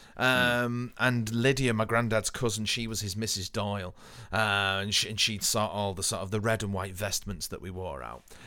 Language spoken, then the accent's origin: English; Haydock, North West England, United Kingdom; where I grew up in Haydon